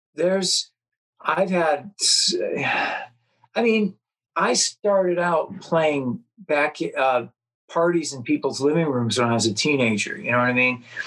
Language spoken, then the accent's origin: English; Los Angeles, California, United States; also born or lived in Chicago, Illinois; I was born in Chicago, and um, moved out to uh, L.A. I don't know, fourth or fifth grade or something, and then lived in the San Fernando Valley